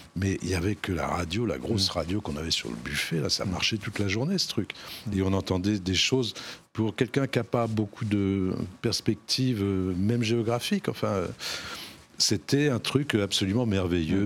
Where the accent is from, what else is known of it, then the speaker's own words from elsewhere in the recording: Normandy, France; Je suis un petit Normand, moi je suis né dans un petit bled de Normandie